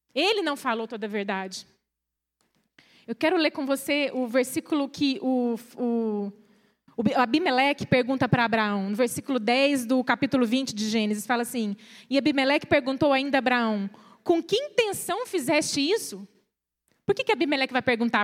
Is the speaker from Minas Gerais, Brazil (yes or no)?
yes; Minas Gerais, Brazil; eu sou de uma cidade pequena, do interior de Minas.